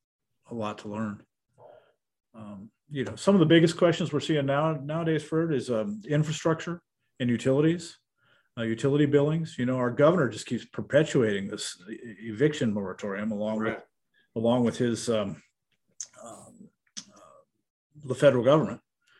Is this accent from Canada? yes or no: no; Illinois, United States; growing up in Illinois, it's a very wholesome place.